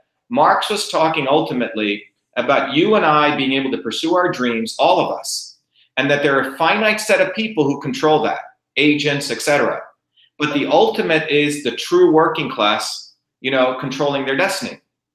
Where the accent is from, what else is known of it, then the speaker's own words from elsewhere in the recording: India; moved away; a guy who was an untouchable, you know, growing up in India, my parents meeting, my coming here